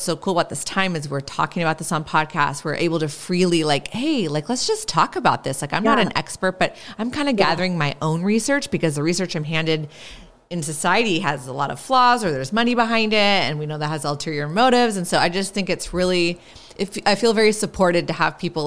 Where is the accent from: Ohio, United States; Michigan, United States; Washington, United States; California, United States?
Washington, United States; Seattle; I'm from the Seattle area